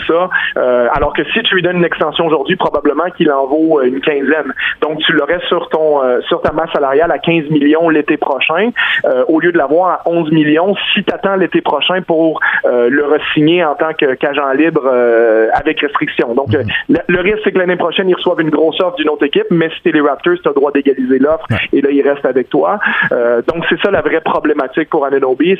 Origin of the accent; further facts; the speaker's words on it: Quebec, Canada; on est des Québécois